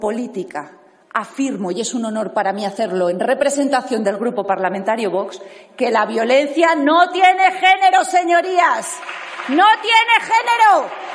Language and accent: Spanish; Spain; Como mujer, como española, como madre